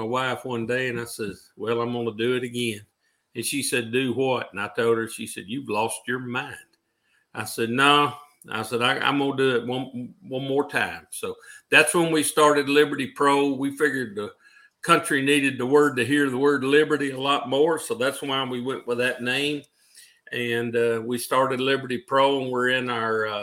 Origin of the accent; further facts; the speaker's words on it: Union City, Tennessee, United States; also born or lived in Jackson, Tennessee; I grew up in Union City, Tennessee, home of Coco Beware